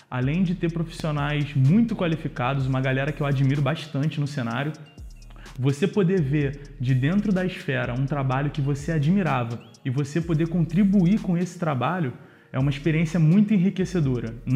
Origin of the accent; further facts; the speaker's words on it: Rio de Janeiro, Brazil; Eu sou carioca, original do Rio de Janeiro